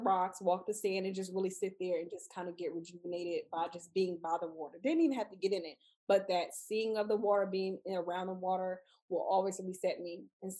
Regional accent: Houston, Texas, United States; and we're both from Houston.

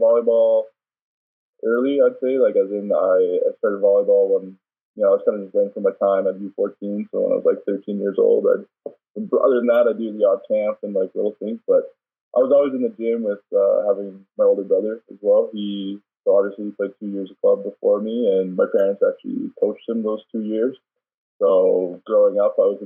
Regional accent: Calgary, Alberta, Canada; also born or lived in Paris, France; I was born in Calgary, but I spent about four or five years in Paris, actually, because my dad was still playing professionally over there.

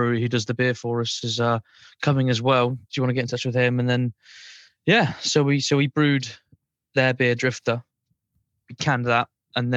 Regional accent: Burton-on-Trent, West Midlands, United Kingdom; moved away as an adult; now in Cornwall, United Kingdom; I'm originally from Burton-on-Trent. I grew up in Burton-on-Trent.

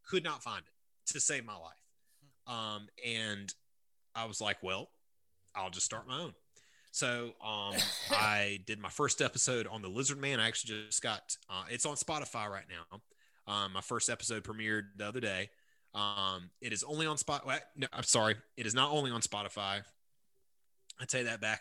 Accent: Bishopville, South Carolina, United States; I grew up in Lee County. Um, I grew up in Bishopville

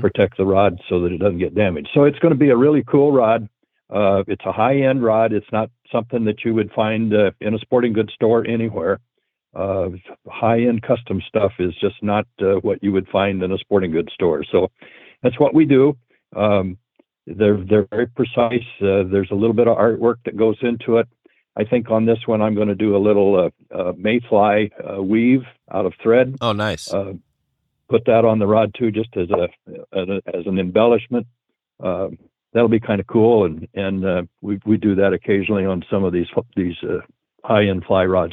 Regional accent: Breezy Point, Minnesota, United States; my hometown of Breezy Point, Minnesota

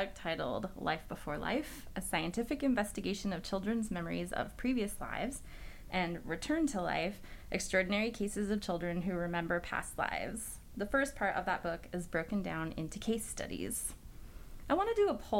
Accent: United States; being an American

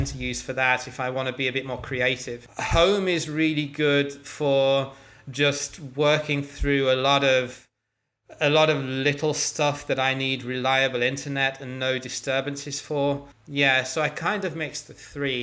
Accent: England, United Kingdom; moved away; as an Englishman

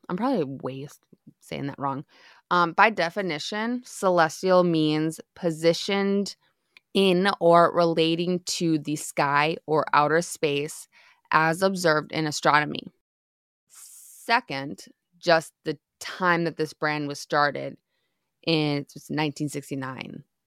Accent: Midwest, United States; moved away; I grew up in the Midwest

